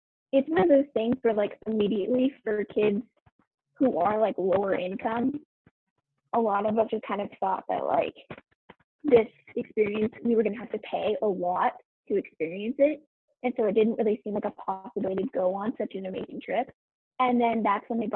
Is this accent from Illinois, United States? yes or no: no; Josephine County, Oregon, United States